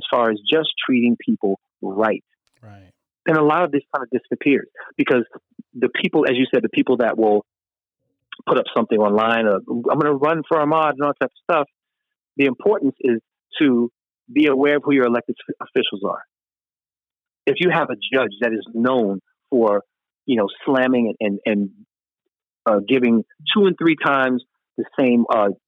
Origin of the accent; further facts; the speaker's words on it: New York City, New York, United States; moved away as an adult; also born or lived in Brooklyn / Harlem; now in California, United States; I grew up in Queens.